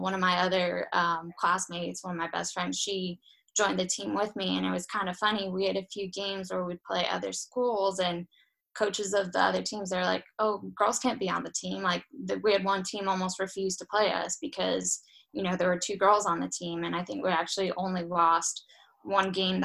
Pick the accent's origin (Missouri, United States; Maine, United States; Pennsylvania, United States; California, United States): California, United States; Los Angeles; moved away as an adult; now in Iceland; Southern California, so in Los Angeles.